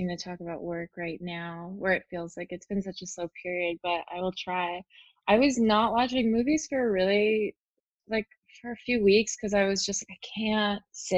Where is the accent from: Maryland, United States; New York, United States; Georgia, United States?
New York, United States; New York City; I grew up in New York City in Lower Manhattan